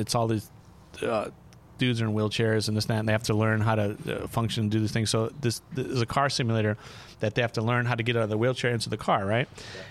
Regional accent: New Orleans, Louisiana, United States; moved away; also born or lived in Hollywood, California; I grew up in New Orleans

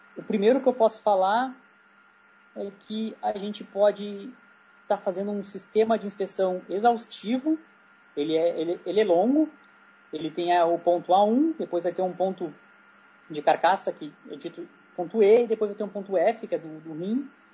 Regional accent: Brazil; como brasileiro lá no meio

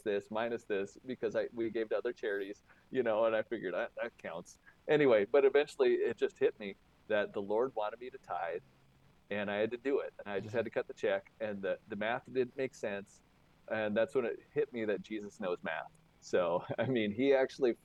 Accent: Moore, Montana, United States; moved away as an adult; also born or lived in North Dakota; I born and raised in middle of Montana, central Montana, by Moore, Montana

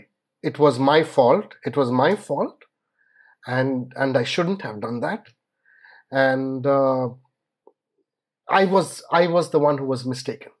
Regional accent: India; as an Indian parent

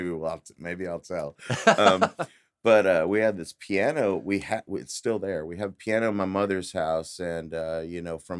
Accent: Eagle Mountain, Texas, United States; also born or lived in Geneva; But I, I grew up out in Eagle Mountain.

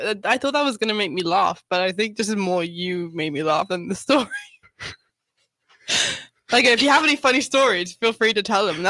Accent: England, United Kingdom; We have a different accent, but we're both English

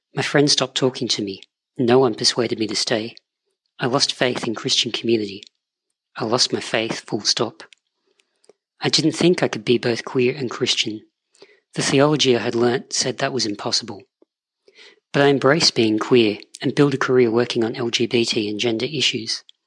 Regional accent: Australia; I'm Australian

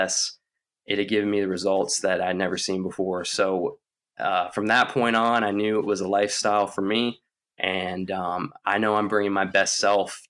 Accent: Lynchburg, Virginia, United States; also born or lived in Canada; Once we moved from Canada when I was in an early age, we moved down to Lynchburg, Virginia

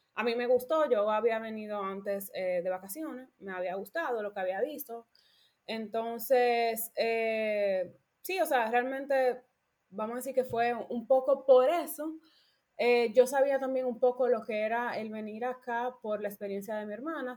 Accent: Dominican Republic; moved away as an adult; now in Germany; soy dominicana, vengo de la República Dominicana

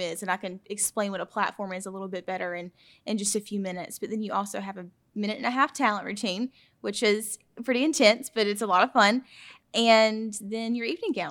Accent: Claxton, Georgia, United States; I'm from Claxton, Georgia

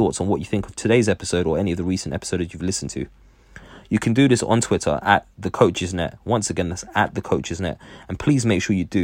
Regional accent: England, United Kingdom; me growing up in England myself

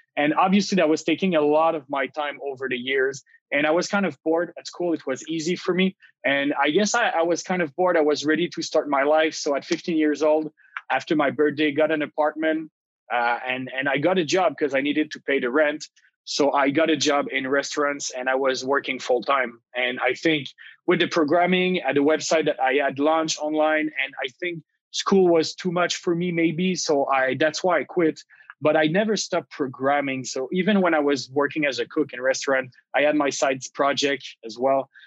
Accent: Gatineau, Quebec, Canada; moved away as an adult; now in Montreal, Canada; I come from the Ottawa region on the Quebec side, so Gatineau. I grew up there

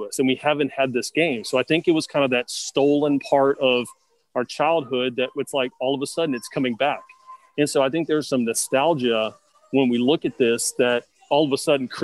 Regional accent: Baton Rouge, Louisiana, United States; I'm from Baton Rouge, Louisiana

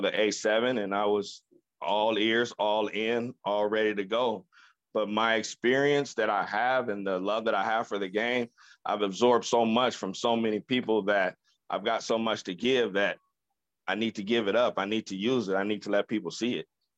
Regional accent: Chicago, Illinois, United States; moved away as an adult; also born or lived in Oregon / Minnesota; now in Las Vegas, United States; grew up in, I was born in Chicago

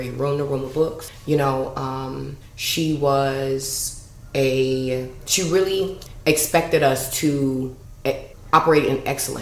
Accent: Chicago, Illinois, United States; growing up in Chicago, super nerd

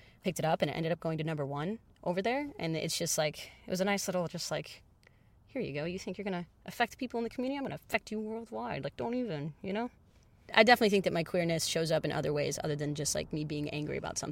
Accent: Detroit, Michigan, United States; I'm a pop musician from Detroit.

